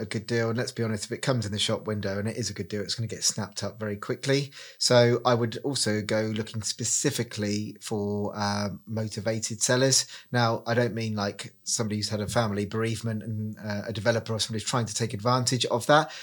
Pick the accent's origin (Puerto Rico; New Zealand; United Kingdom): United Kingdom; Reading, South East England; moved away as an adult; now in Cornwall, United Kingdom; I'm originally from Reading, moved to Cornwall nine years ago